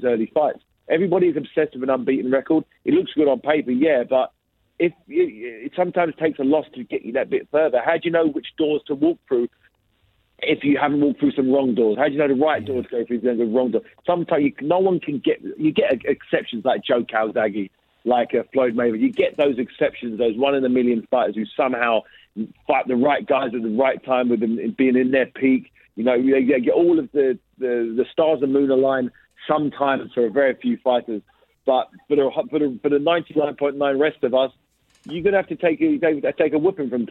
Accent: England, United Kingdom; I'm a British fighter. I'm from England.

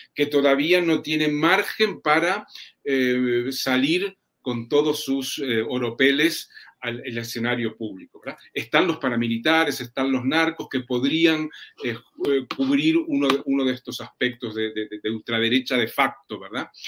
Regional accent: Uruguay; en mi país, en Uruguay

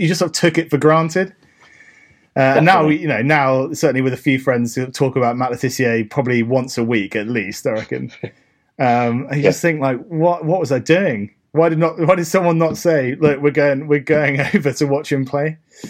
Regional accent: Guernsey; we come from Guernsey.

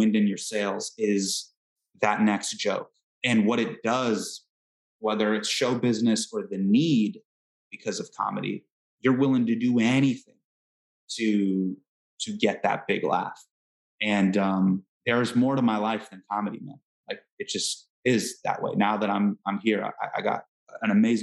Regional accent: Northern California, United States; I grew up in Northern California, in the early 2000s.

